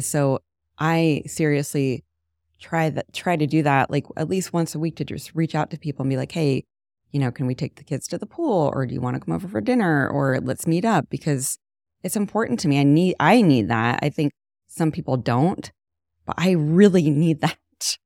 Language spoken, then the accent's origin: English; Canton, Ohio, United States; moved away as an adult; also born or lived in Jersey City / Hoboken; now in Shaker Heights, United States; I grew up in Canton